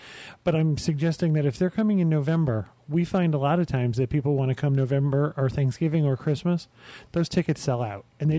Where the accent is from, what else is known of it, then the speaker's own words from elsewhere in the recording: New York, United States; I'm from New York.